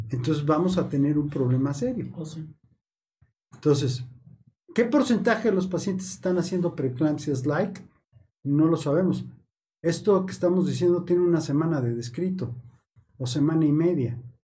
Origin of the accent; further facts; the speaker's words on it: Mexico; Nosotros como mexicanos